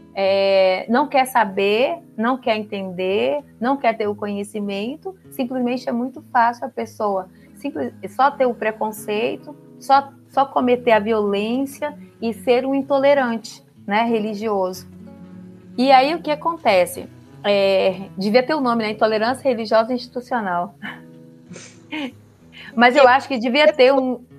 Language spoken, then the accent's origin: Portuguese; Porto Velho, Rondônia, Brazil; Eu sou do norte, sou de Porto Velho, Rondônia. Eu nasci em Porto Velho, Rondônia, nasci na beira do rio